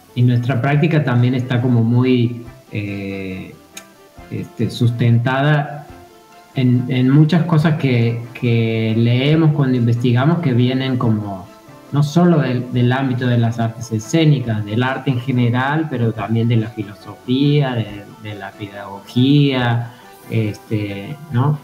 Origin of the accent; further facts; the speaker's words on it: Córdoba, Argentina; also born or lived in Mexico; now in Fisque, Argentina; Yo vengo de Córdoba, Sí, este, yo soy cordobés, estuve viviendo en México durante muchos años